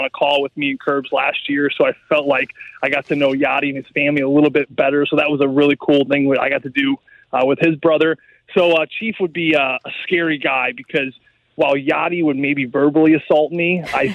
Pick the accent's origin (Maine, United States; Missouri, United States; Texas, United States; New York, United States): Missouri, United States; St. Louis; growing up in St. Louis between the ages of 12 and 17